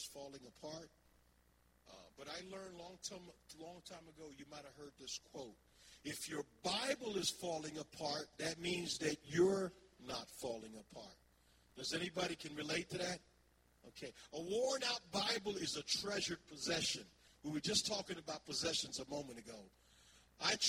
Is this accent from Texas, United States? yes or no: no; Philadelphia, Pennsylvania, United States; moved away; I thought that Philadelphia was my hometown, but it's not the hometown of my, it was the hometown of my childhood